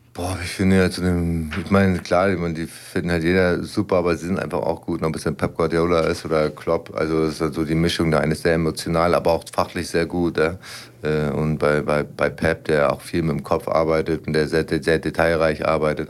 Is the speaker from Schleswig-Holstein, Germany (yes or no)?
yes; Lübeck, Schleswig-Holstein, Germany; moved away as an adult; now in Braunschweig, Germany; ich kam damals aus meiner Heimatstadt, habe eine neue Heimat kennengelernt